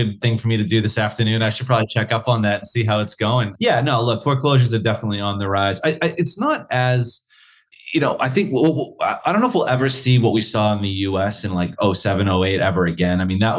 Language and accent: English; United States; now in Australia; as an American